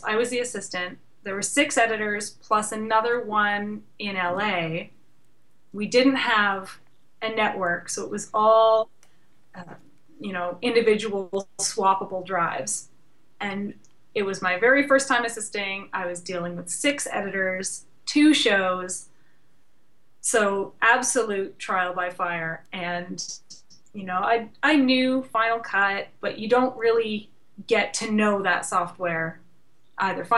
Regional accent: Canada; I'm Canadian

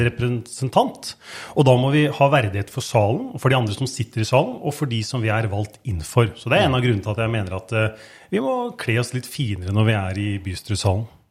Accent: Skien, Telemark, Norway; jeg er født og oppvokst i Skien. Er opprinnelig eh, Kleiva-gutt

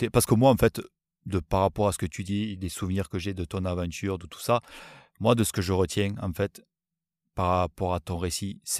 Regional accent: France; c'est surtout encore une fois qui nous, en tant que Français, euh, Français, c'est pas des choses

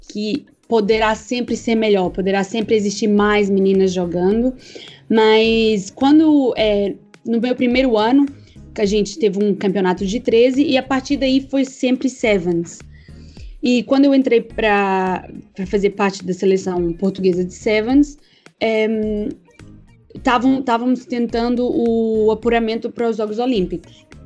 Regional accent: Patos de Minas, Minas Gerais, Brazil; born there; also born or lived in Coimbra / Lisbon; eu nasci em Patos de Minas, Minas Gerais.

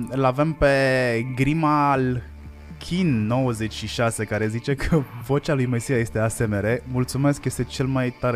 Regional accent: Hațeg, Hunedoara County, Romania; also born or lived in Cluj; vin dintr-o zonă cu foarte multe accente, vin din Hațec, din Hunedoara, care e la distanță egală între Ardeal, Oltenia și Banat. Uh, am stat foarte mult în sud, uh, m-am mutat din nou în sud, am stat foarte mult în Cluj vreo 12 ani

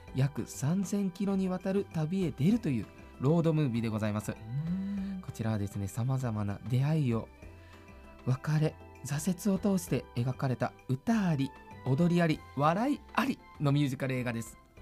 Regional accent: Nagoya, Aichi, Japan; 名古屋生まれ、名古屋育ちのドラッグクイーン

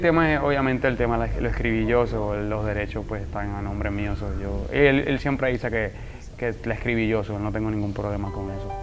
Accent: Puerto Rico; el puertorriqueño es muy como, como ustedes los dominicanos, somos alegres

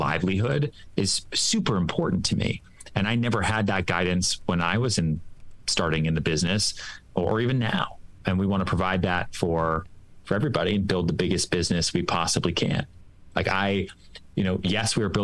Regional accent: Texas, United States; now in New York City, United States; I was born in Texas. I came here with cowboy boots

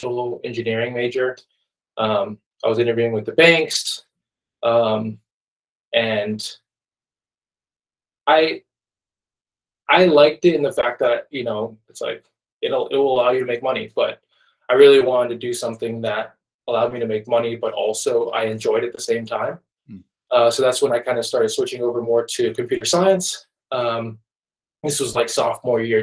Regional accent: Wake Forest, North Carolina, United States; also born or lived in Nairobi, Kenya; I was born in Kenya, Nairobi, Kenya. I grew up there until I was about 8. And in 2003, my dad brought the whole family to America, to North Carolina

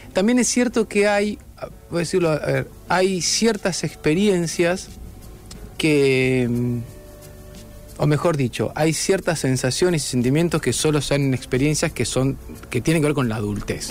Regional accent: Rosario, Santa Fe, Argentina; also born or lived in Noetinger, Córdoba; volví acá y me crié en Rosario

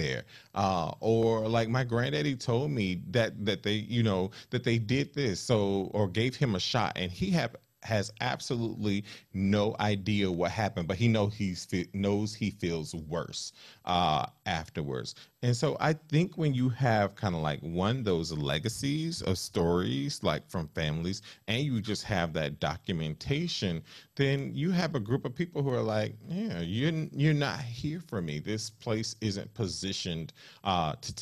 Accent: the South, United States; I grew up in the South, in Southern Baptist and Apostolic family

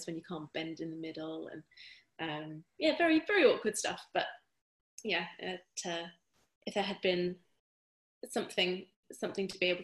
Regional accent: Bury St Edmunds, East of England, United Kingdom; where I grew up in Bury St Edmunds in Suffolk

